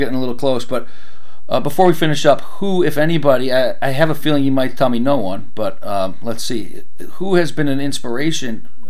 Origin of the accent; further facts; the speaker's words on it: Cleveland, Ohio, United States; I'm from Cleveland, Ohio